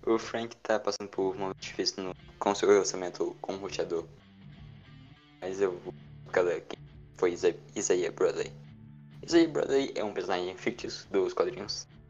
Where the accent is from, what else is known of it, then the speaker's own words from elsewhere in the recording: Maranhão, Brazil; also born or lived in Goiás; eu já sou maranhense, misturado com é goiano.